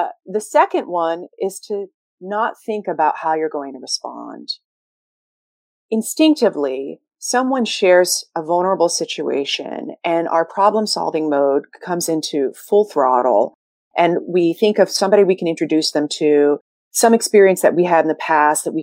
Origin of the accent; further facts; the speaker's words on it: New York City, New York, United States; I'm a Sagittarius from Brooklyn